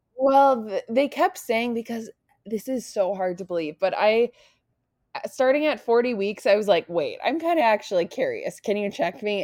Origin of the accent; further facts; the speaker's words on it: North Dakota, United States; moved away as an adult; also born or lived in Nebraska; I grew up in North Dakota